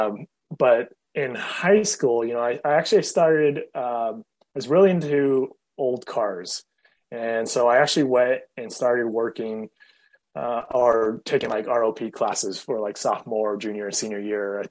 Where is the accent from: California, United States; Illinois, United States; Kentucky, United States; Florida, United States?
California, United States; Fremont; also born or lived in Chico; the town where I grew up in Fremont